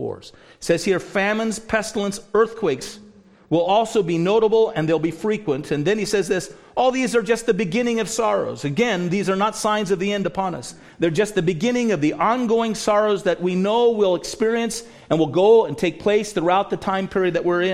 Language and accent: English; United States; also born or lived in Canada